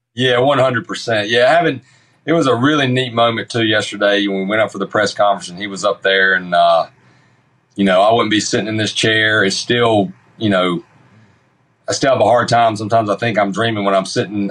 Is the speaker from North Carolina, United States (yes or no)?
yes; Sanford, North Carolina, United States; accent: Sanford